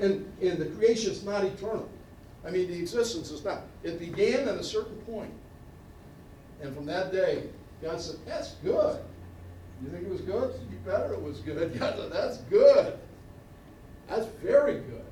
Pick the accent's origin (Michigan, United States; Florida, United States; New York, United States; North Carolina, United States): New York, United States; Niagara County; moved away; growing up in Niagara County, New York